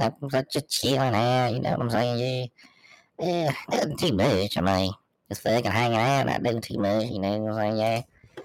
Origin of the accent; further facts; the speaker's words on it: Ohio, United States; I'm straight from Ohio, yeah.